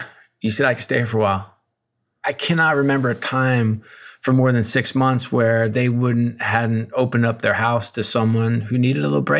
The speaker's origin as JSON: {"language": "English", "town": "Newburgh", "region": "New York", "country": "United States", "tie": "born or raised there", "also_born_or_lived": "Worcester, Massachusetts / Akron, Ohio", "said": "I was born in Worcester, Massachusetts, and then moved to beautiful Akron, Ohio. And then to top off with the trifecta, I ended up spending most of my time in Newburgh, New York. And so three relatively depressed towns."}